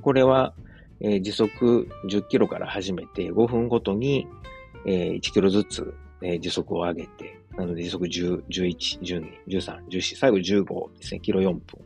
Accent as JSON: {"language": "Japanese", "region": "Osaka", "country": "Japan", "tie": "born or raised there", "moved": "as an adult", "lives_now": "Germany", "said": "自分の実家であるですね、駒川あずまや、はい、親父とおかんがやってる、えー、大阪、駒川いうところでね"}